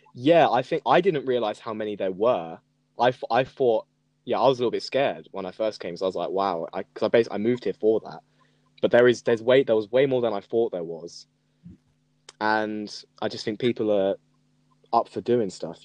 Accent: Norfolk, East of England, United Kingdom; also born or lived in Suffolk; now in Brighton, United Kingdom; I am Brighton based. Yeah. yeah. now I am. I was born in Norfolk though. No, I was born in Suffolk, but I lived in Norfolk.

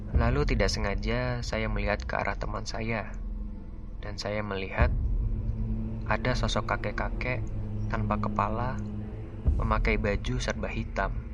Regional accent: Karawang, West Java, Indonesia; Halo, perkenalkan … Saya berasal dari Karawang.

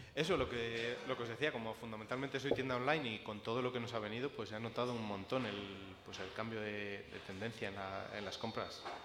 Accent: León, Castile and León, Spain; soy de León, o sea, es mi, es mi escuela, es mi, cultura

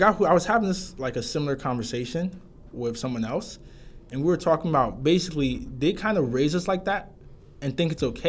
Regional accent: Ghana; It's just like, oh, that's just how we grew up in Ghana, yeah.

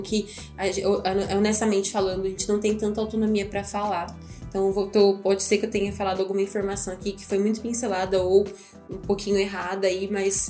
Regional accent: Campinas, São Paulo, Brazil; Nós somos de Campinas

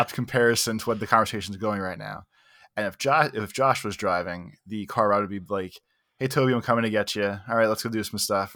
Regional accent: United States; I'm very American

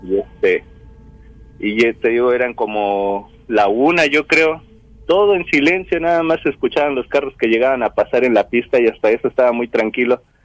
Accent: Orizaba, Veracruz, Mexico; soy de aquí de Orizaba, Veracruz

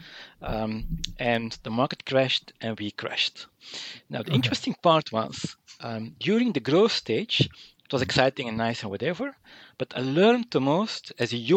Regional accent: Mechelen, Flanders, Belgium; I'm from Mechelen-Malin, small town in Flanders.

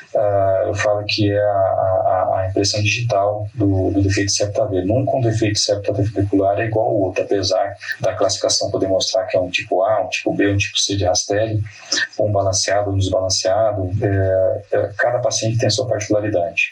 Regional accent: Paraná, Brazil; moved away as an adult; now in São Paulo, Brazil; sou natural do Paraná

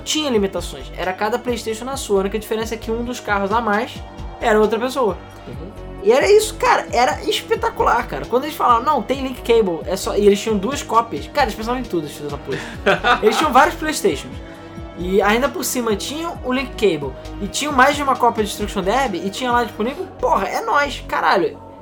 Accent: Rio de Janeiro, Brazil; eu sou do Rio de Janeiro, sempre fui do Rio de Janeiro capital

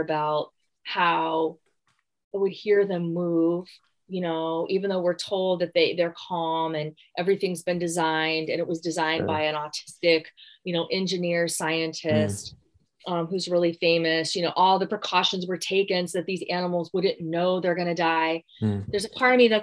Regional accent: Gary, Indiana, United States; moved away; I'm from Gary, Indiana

